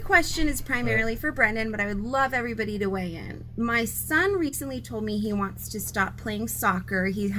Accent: Maine, United States; I'm from Maine.

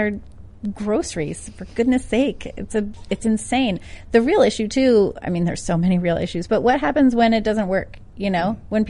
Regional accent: New Jersey, United States; My grandparents were born in Little Italy. My mom was born in Brooklyn. I was born in Jersey because my parents were in law school there.

